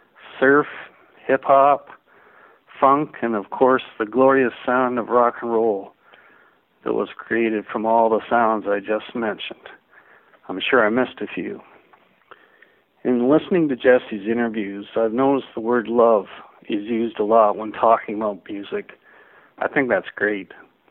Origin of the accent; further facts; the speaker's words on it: Ontario, Canada; I am from Ontario, Canada.